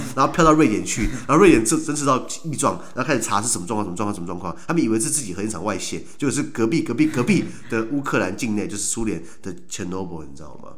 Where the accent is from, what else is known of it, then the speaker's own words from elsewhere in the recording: Taiwan; 我们台湾人